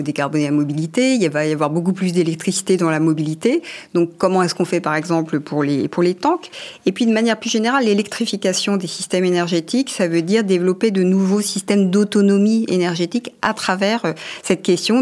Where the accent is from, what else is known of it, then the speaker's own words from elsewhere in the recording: France; chez nous en France